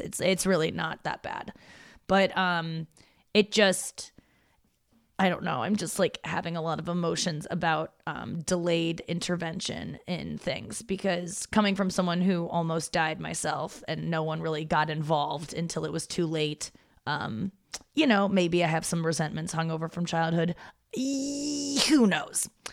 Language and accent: English; St. Louis, Missouri, United States; also born or lived in Cincinnati, Ohio; and then we moved from Cincinnati to St. Louis, and so um, when I was six